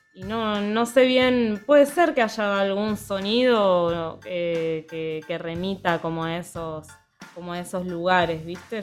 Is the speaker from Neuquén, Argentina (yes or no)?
yes; Neuquén, Argentina; moved away as an adult; also born or lived in La Plata; now in Buenos Aires, Argentina; soy de Neuquén y ahora estoy viviendo en Buenos Aires